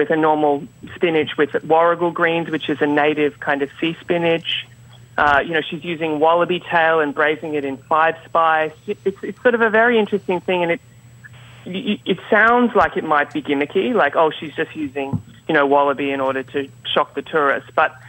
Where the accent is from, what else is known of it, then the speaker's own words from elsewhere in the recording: Queensland, Australia; I'm from Queensland, which, you know, it's like hot, the Texas of Australia, let's say.